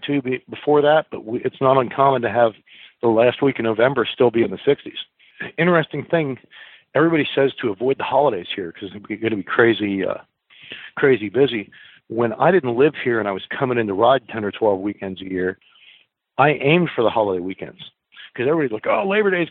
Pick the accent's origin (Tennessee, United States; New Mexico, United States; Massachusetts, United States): Tennessee, United States; Maryville; I'm from Merville